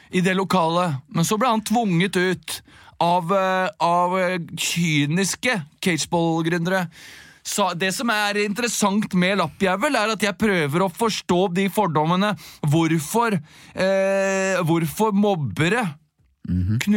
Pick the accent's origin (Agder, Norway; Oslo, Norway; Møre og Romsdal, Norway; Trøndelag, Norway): Oslo, Norway; Jeg har vokst opp på Bjølsen i Oslo.